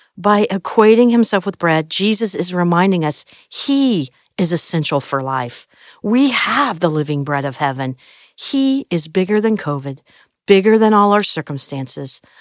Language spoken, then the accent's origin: English; Midwest, United States; I grew up in the Midwest